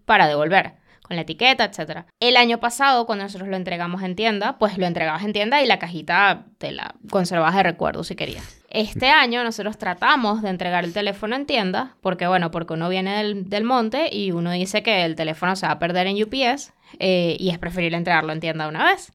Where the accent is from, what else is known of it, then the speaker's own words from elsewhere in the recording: Venezuela; moved away; vengo de Venezuela, yo tuve ABA, yo tuve que pelear con CanTV